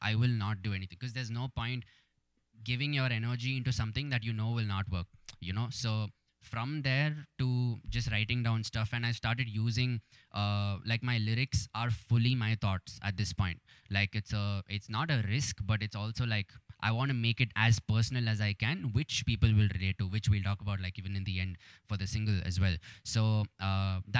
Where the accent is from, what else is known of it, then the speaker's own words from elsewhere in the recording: Bengaluru, Karnataka, India; has represented my city